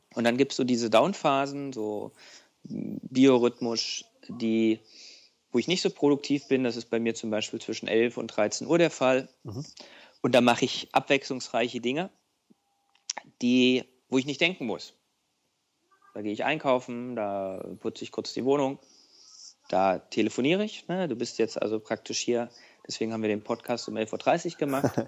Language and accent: German; East Germany, Germany; als Ostdeutscher